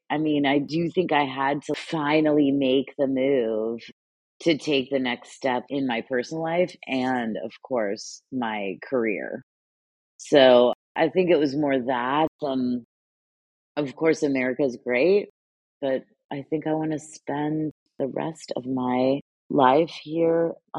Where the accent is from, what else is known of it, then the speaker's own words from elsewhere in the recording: United States; Well, I mean, I'm pretty lucky. So I'm a dual citizen. Obviously, I'm American. I have an American passport. And then I am half Italian.